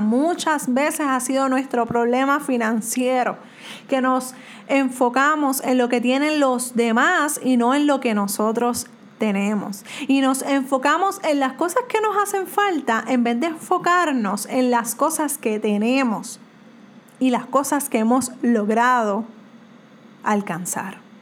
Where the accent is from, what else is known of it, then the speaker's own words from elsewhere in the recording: Puerto Rico; soy de Puerto Rico